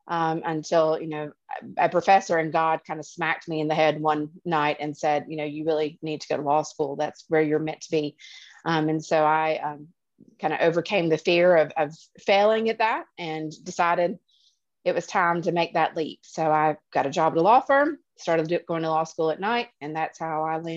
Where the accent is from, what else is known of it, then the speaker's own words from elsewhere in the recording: Attalla, Alabama, United States; also born or lived in New London, Wisconsin; So I grew up um, initially in Wisconsin. I'm from New London, Wisconsin. Um, lived there until I was five. Um, our house burned down in the middle of the wintertime. And my dad said, That is enough of that. No more snow, he thought. So we uh, traversed all the way down to Attalla, Alabama